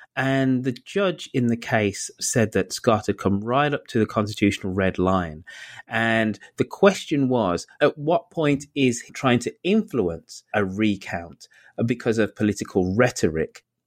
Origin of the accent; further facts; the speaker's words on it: United Kingdom; now in United States; I'm an American in training because I'm, cause I'm British